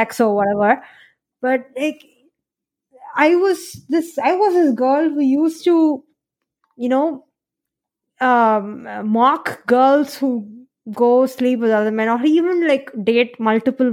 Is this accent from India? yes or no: yes; South India, India; I'm from South India